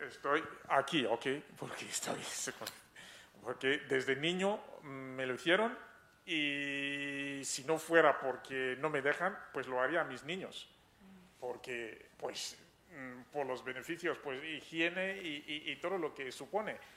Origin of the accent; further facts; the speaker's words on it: Cameroon; soy de Camerún